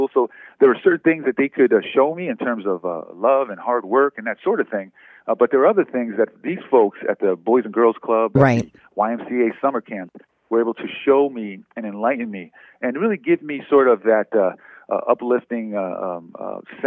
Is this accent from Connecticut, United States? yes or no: yes; New Haven, Connecticut, United States; I grew up in inner city New Haven in the Hills section.